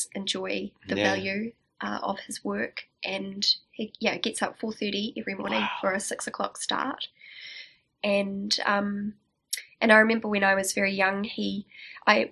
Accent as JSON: {"language": "English", "town": "Upper Hutt", "region": "Wellington", "country": "New Zealand", "tie": "born or raised there", "also_born_or_lived": "Gisborne", "said": "I grew up in Upper Hutt, and I went to school in Lower Hutt"}